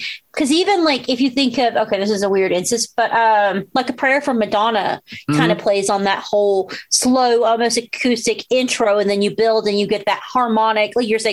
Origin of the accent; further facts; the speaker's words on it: United States; growing up in America